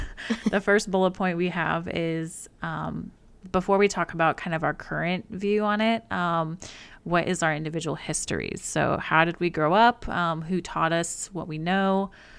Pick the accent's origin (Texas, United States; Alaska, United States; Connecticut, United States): Alaska, United States; born there; but we were born 7 hours apart. I was born in Alaska and Sarah was born in Illinois.